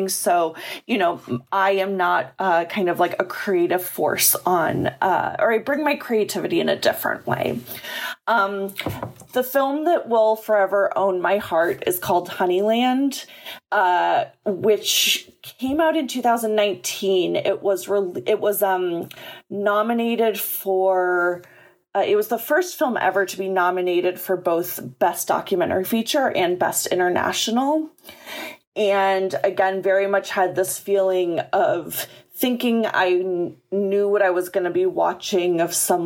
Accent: Chicago, Illinois, United States; moved away; I grew up in Chicago

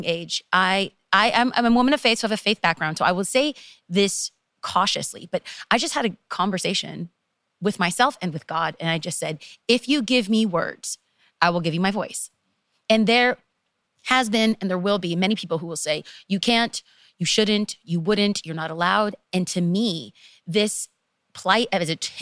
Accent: Los Angeles, California, United States; I am from Los Angeles, and to be specific, East Los Angeles

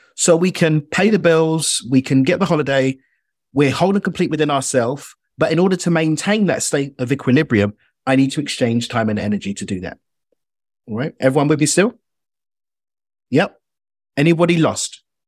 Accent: United Kingdom; accent: British

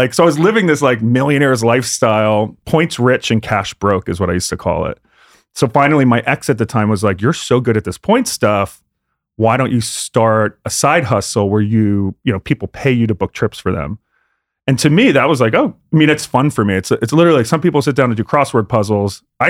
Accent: Pennsylvania, United States; we grew up in outside of Philly, you know, to the shore or whatever, Orlando.

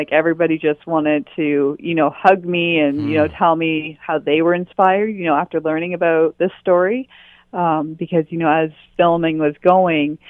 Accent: Perth County, Ontario, Canada; I grew up in Perth County

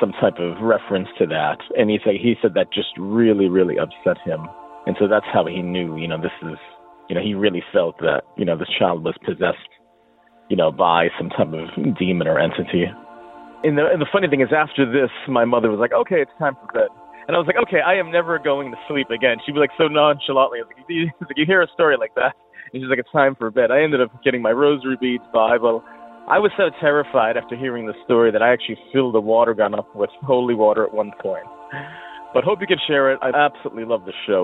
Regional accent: Boston, Massachusetts, United States; now in Hartford, United States; growing up in the Boston, Mass area

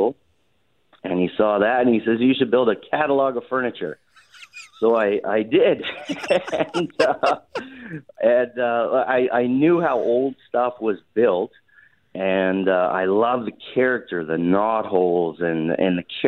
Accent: Sherwood Park, Alberta, Canada; moved away as an adult; now in Morden, Canada; I grew up in Sherwood Park, Alberta

